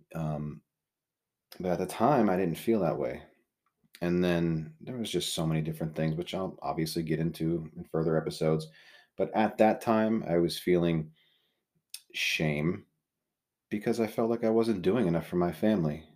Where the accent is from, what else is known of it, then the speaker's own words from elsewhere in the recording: Southold, New York, United States; we really wanted to raise our kids in Southhold. It's where I grew up.